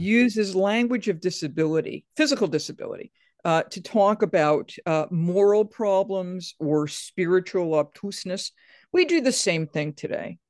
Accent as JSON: {"language": "English", "region": "Atlantic coast in Massachusetts", "country": "United States", "said": "I'm from the Atlantic coast in Massachusetts."}